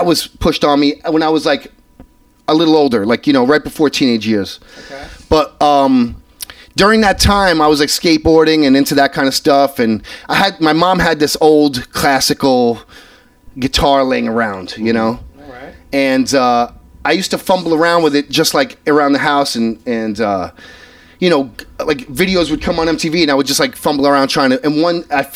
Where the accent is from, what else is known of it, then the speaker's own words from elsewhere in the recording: New York City, New York, United States; accent: New York; as a kid growing up in Brooklyn in this neighborhood, you know, like I said, I went to elementary school 3 blocks from here